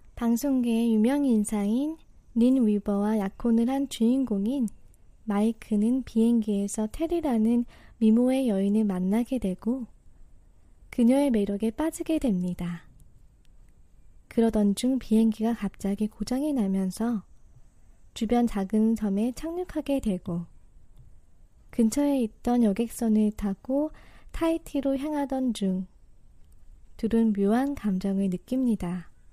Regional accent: South Korea; moved away as an adult; also born or lived in Boston, United States; now in New York, United States

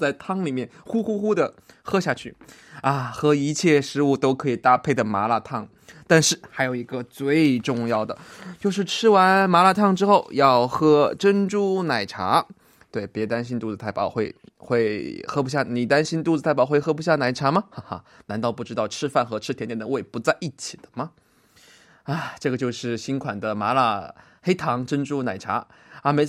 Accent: Sichuan, China; 我最喜欢吃的家乡菜，嗯，火锅嘛，对吧？我是四川人，其实回锅肉也是

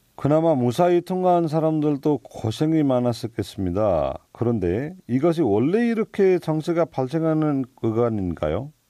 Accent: Nepal; Korean is a second language; now in South Korea; 저희는 네팔에서 왔습니다

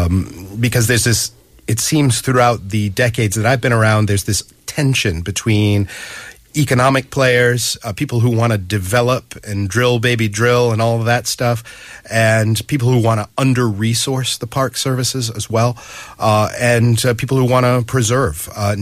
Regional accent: Massachusetts, United States; I'm from Massachusetts

